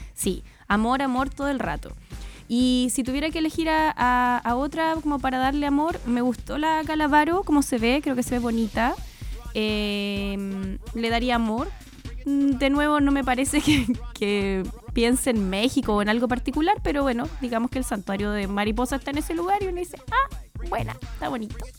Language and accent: Spanish; Chile; los chilenos también tenemos